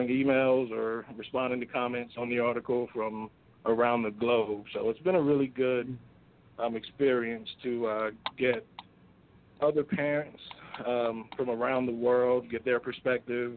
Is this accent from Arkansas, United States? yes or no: no; South Carolina, United States; I grew up in South Carolina